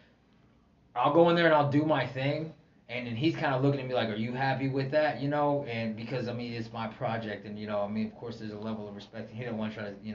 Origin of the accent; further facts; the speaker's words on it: Oklahoma, United States; I'm from Oklahoma